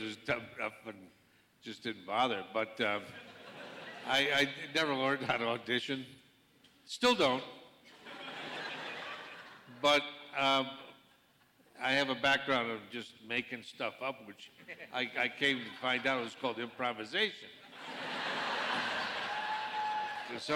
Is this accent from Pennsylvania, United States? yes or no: no; Connecticut, United States; moved away; coming from New England, I come from Connecticut, and my dad and relatives frequented different bars, and even as kids we'd go